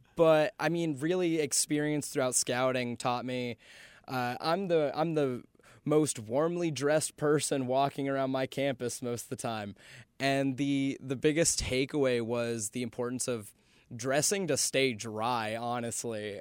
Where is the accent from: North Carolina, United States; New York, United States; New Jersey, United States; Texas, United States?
North Carolina, United States; Charlotte; moved away as an adult; now in Boone, United States; I grew up in Charlotte for most of my life up until I went off to school